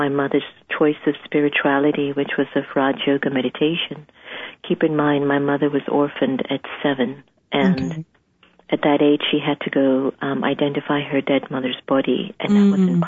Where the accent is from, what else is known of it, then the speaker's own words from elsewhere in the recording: United States; my father's Indian, my mother's African, and I was brought up in the States, in the U.S.